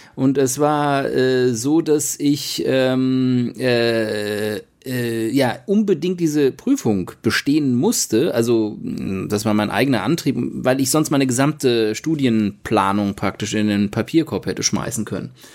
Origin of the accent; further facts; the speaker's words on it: Mainz, Rhineland-Palatinate, Germany; moved away as an adult; now in Portugal; Mainz ist ja, wo ich aufgewachsen bin, ist, ist natürlich auch weiterhin eine Heimat